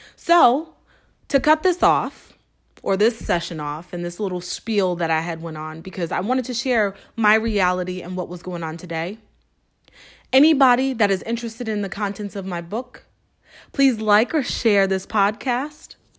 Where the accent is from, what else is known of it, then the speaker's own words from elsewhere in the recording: Springfield, Massachusetts, United States; moved away; Springfield, Massachusetts. Yes, my hometown